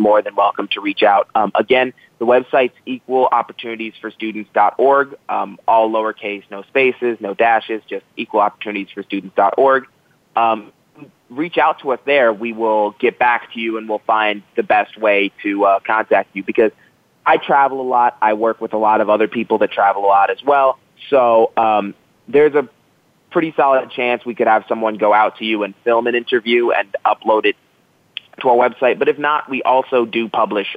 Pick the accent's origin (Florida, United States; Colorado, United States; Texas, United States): Florida, United States; Jacksonville; moved away as an adult; now in State College, United States; I'm from Jacksonville, Florida, which is colloquially called South Georgia